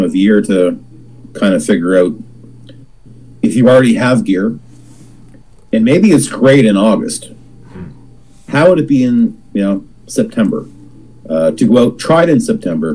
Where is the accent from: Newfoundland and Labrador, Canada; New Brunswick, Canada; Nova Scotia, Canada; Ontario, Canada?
Nova Scotia, Canada; born and raised in Nova Scotia